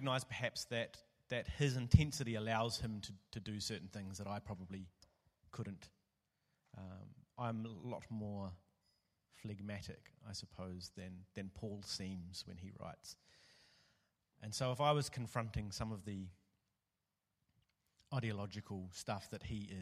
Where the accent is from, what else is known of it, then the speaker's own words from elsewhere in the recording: New Zealand; now in Melbourne, Australia; I'm from New Zealand.